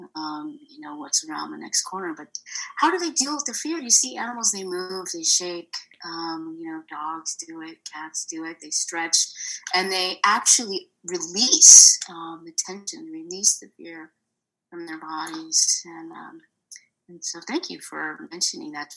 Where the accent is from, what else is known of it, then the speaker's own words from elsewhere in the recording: Bay Area, California, United States; moved away as an adult; also born or lived in Oakland; I am born and raised in the Bay Area. Lived there my whole life